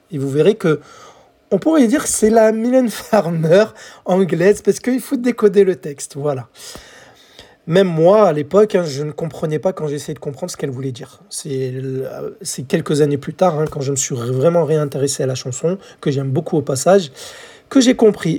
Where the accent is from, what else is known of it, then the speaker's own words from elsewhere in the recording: France; chez nous en France